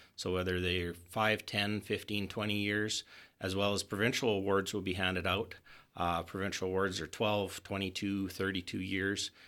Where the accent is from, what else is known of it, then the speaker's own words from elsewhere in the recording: Hythe, Alberta, Canada; moved away; my hometown of Hythe